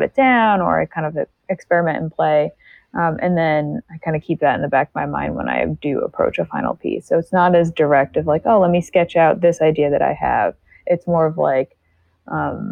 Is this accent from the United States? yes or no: yes; United States; specifically in America, because I'm American